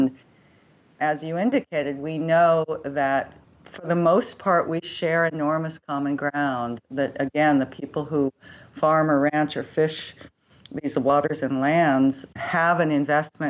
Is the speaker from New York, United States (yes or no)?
no; Berkeley, California, United States; I grew up in Berkeley, California. So I grew up in an urban environment